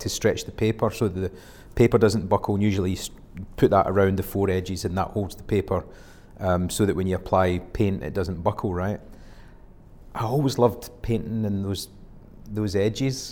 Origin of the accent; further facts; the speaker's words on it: Scotland, United Kingdom; being Scottish